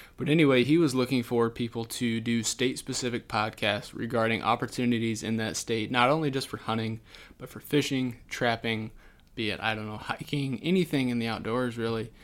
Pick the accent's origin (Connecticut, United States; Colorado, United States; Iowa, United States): Iowa, United States; Southwest; moved away as an adult; also born or lived in Brookings, South Dakota; now in Sioux Falls, United States; I am not originally from South Dakota. I'm actually originally from Southwest Iowa.